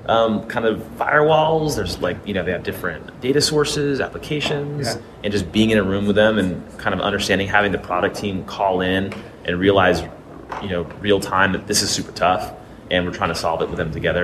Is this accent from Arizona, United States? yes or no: no; Vermont, United States; my hometown in Vermont